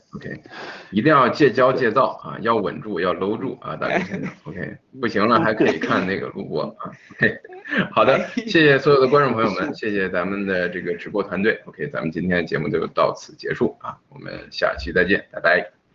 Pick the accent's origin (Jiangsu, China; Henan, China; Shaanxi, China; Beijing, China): Henan, China; 作为一个河南人